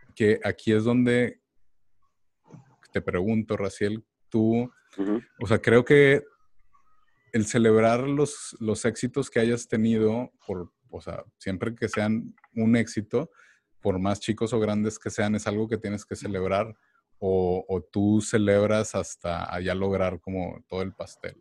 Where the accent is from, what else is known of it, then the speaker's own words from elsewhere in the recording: Mexico; now in United States; uno como mexicano